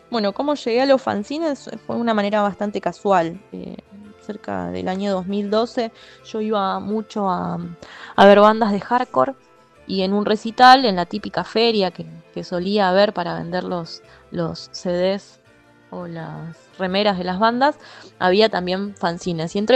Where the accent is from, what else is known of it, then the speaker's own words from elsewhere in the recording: Adrogué, Buenos Aires Province, Argentina; moved away as an adult; now in Ushuaia, Argentina; soy de Adrogué, con urbano bonaerense.